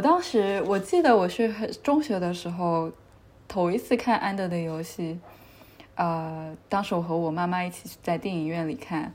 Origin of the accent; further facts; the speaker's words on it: Xiamen, Fujian, China; now in Geneva, Switzerland; 我是福建人，我是福建厦门人。OK。我们那边还会说一个方言叫闽南话